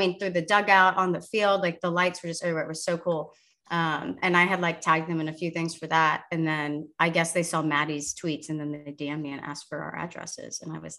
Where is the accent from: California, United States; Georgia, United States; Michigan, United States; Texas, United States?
Texas, United States; Sugar Land; Because Sugarland is my hometown. My parents live 2 miles from that ballpark.